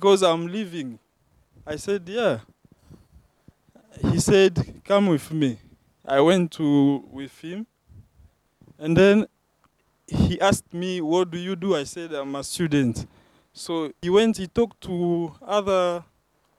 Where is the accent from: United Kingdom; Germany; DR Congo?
DR Congo; now in South Africa; I'm not from South Africa. I'm from Central Africa, from Zaire.